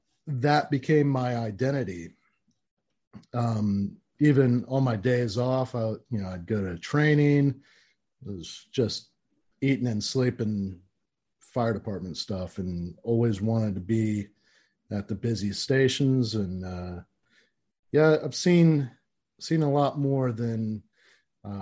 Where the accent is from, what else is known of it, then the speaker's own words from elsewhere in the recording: Orlando, Florida, United States; I was born and raised in Central Florida, you know, downtown Orlando